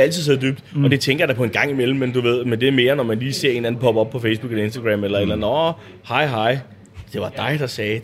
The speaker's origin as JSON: {"language": "Danish", "area": "Bornholm", "region": "Capital Region of Denmark", "country": "Denmark", "said": "jeg er Bornholmer"}